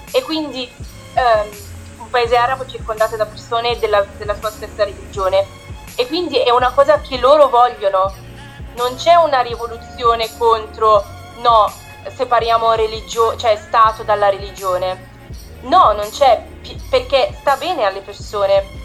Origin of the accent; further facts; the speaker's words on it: Italy; stacco qualsiasi pensiero da, dalla mia religione, ma perché sono cresciuta appunto in Italia, invece in Egitto non è così